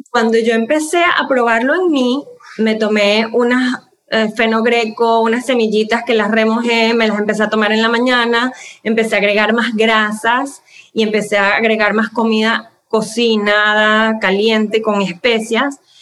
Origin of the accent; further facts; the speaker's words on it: Venezuela; moved away as an adult; now in United States; yo soy venezolana, eh, yo soy terapista de lenguaje, trabajé en Venezuela y cuando me mudé a los Estados Unidos, eh, hace 14 años, 15 años